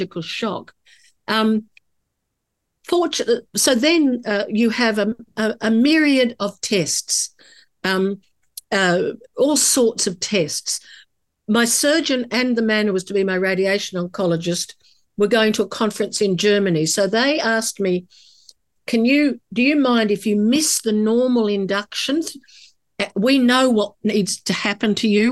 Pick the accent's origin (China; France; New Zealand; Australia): Australia; As an Australian woman